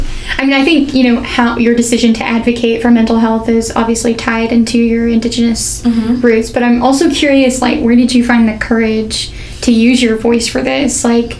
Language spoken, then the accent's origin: English; Arkansas, United States; Yeah, I'm from Central Arkansas, and just in the last 10 years, I think I've seen the shift in the conversation of mental health.